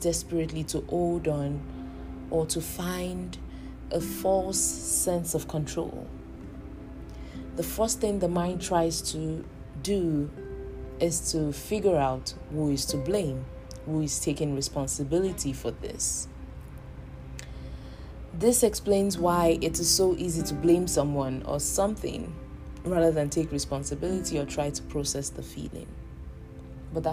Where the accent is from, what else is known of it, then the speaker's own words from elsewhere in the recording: Nigeria; moved away; I am in the diaspora and I am a Nigerian